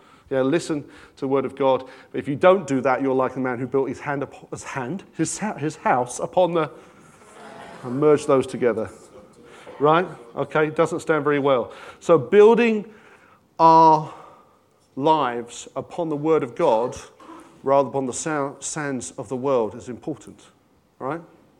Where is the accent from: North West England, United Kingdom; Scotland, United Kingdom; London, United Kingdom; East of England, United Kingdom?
London, United Kingdom; But I went to a comprehensive and I grew up in North London.